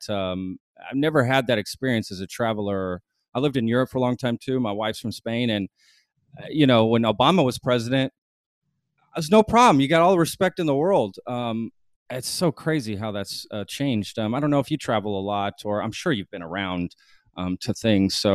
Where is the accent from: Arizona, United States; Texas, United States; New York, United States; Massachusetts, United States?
Texas, United States; I'm a Texan, and that's just how we are.